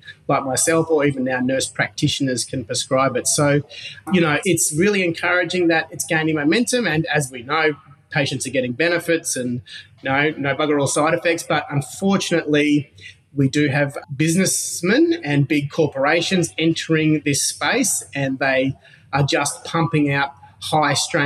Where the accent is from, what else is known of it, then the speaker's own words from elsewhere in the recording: Gold Coast, Queensland, Australia; I grew up on the Gold Coast, which is, you know, a big surfing culture, on the beach, beautiful place